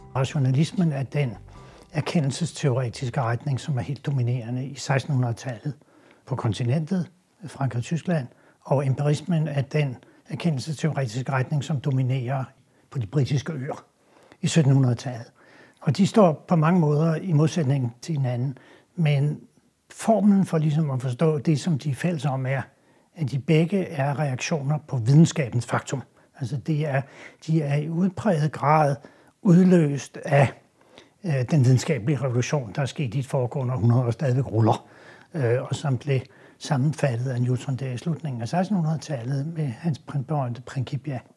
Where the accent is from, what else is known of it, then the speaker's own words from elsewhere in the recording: Denmark; vi er jo stolte som danskere